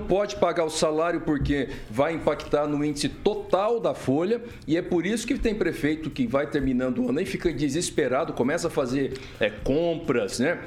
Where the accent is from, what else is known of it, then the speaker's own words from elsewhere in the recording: Mato Grosso do Sul, Brazil; moved away; lá no Mato Grosso do Sul, onde eu nasci